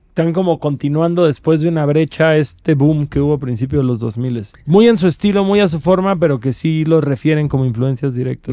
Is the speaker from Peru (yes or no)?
no; Cancún, Quintana Roo, Mexico; soy de Cancún